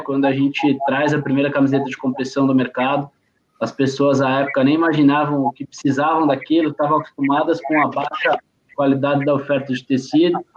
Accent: São Paulo, Brazil; minha família toda é, é de, de Pernambuco. Eu sou paulista ah, aqui, praticado em São Paulo

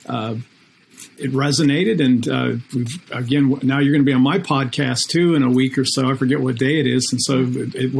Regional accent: Akron, Ohio, United States; now in Orlando, United States; I am from Akron, Ohio.

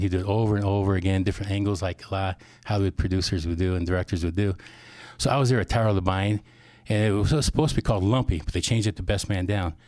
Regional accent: Whittier, Iowa, United States; also born or lived in Cedar Rapids, Iowa; now in Forest City, United States; I was actually born here in Cedar Rapids. Then I moved to Whittier, about six years old, and went to Springville High School in grade school

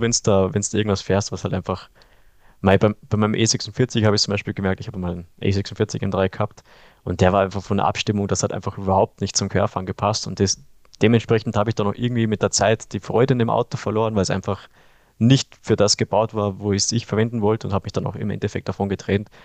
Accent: Kitzbühel, Tyrol, Austria; ich komme ja aus Österreich, also aus Kitzbühel

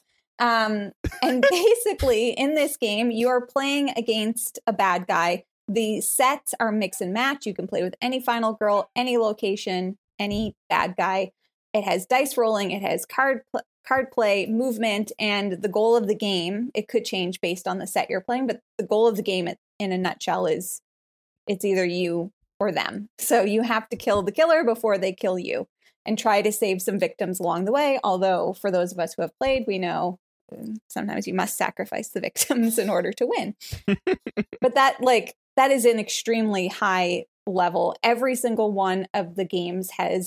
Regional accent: Canada; moved away as an adult; now in Tennessee, United States; I'm Canadian

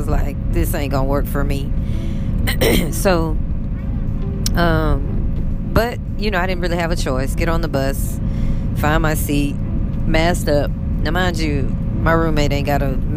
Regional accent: United States

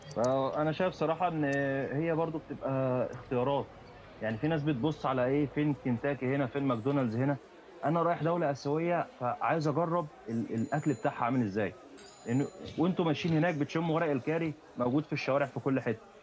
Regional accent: Egypt; moved away as an adult; احنا احنا مصريين

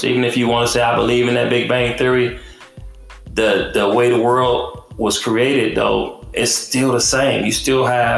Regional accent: Detroit, Michigan, United States; I had guns in my face growing up in Detroit

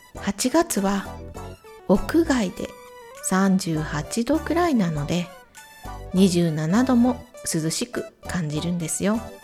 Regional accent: Imabari, Ehime, Japan; 私の地元 愛媛県今治市も水が少ない地域

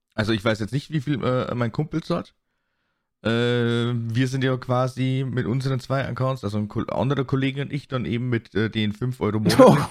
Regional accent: Germany; bei uns in Deutschland

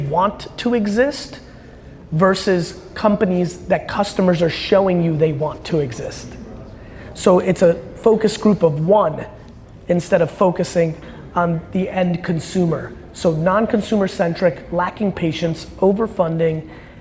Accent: United States; also born or lived in Soviet Union; I was born in the Soviet Union. And grew up in the United States of America

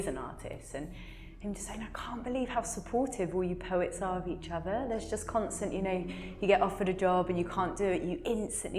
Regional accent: Margate, South East England, United Kingdom; now in Bristol, United Kingdom; I was born in Kent, in Margate

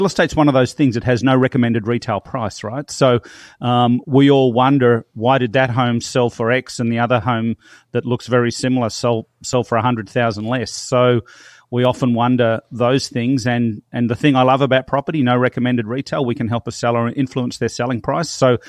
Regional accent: Melbourne, Victoria, Australia; now in Toronto, Canada; I'm originally from Melbourne, Australia. And I moved here about 10 years ago

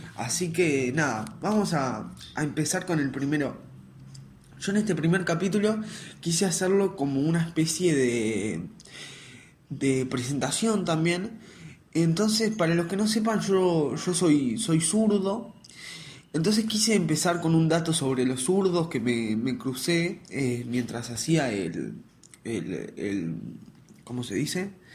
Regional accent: Uruguay; acá en Uruguay a la gente que vamos al liceo público, yo voy al liceo público, estoy en quinto liceo

